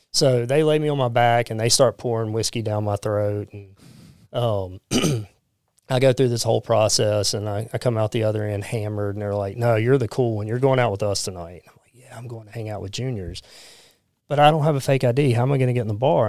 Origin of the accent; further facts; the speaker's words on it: Pascagoula, Mississippi, United States; I grew up in Pascagoula